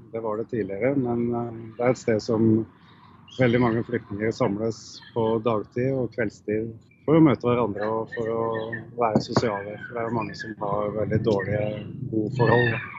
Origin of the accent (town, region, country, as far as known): Norway